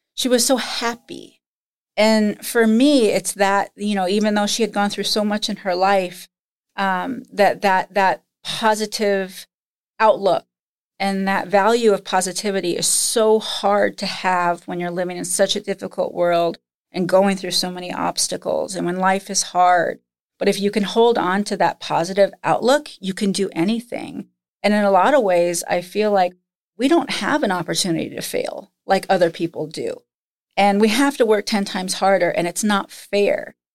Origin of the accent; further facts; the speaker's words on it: Nebraska, United States; moved away; also born or lived in Lincoln, Nebraska / Minnesota; growing up in Nebraska